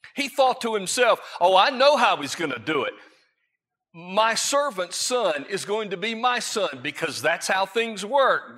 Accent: Florida, United States; I grew up in Florida

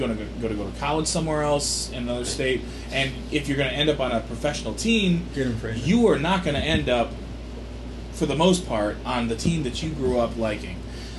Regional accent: Chicago, Illinois, United States; because I'm from Chicago

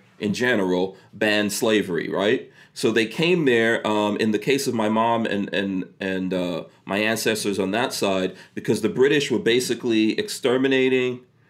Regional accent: New York City, New York, United States; also born or lived in Guyana; I went to school, I grew up in Far Rockaway, New York, and at that time it was mostly black, a lot of people from the Caribbean, Africa, etc., you know, and there were very few white kids going to school with me.

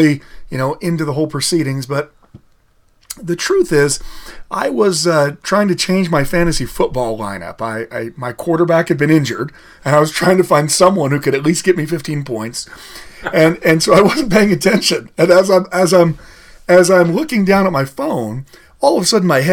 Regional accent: Idaho, United States; also born or lived in Colorado; now in Utah, United States; I'm actually from Idaho originally

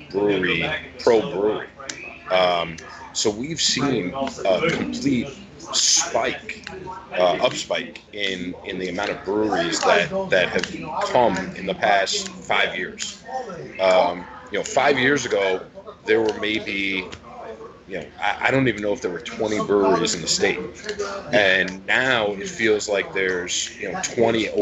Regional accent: United States; we're American

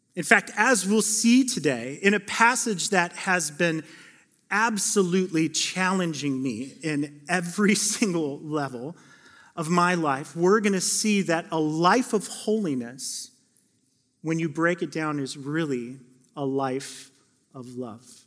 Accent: Phoenix, Arizona, United States; now in Oregon, United States; I grew up in Phoenix, Arizona, the Valley of the Sun

